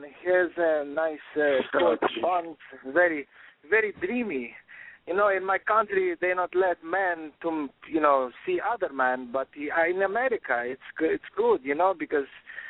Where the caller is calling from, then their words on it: Florida, United States; Calling from the Florida.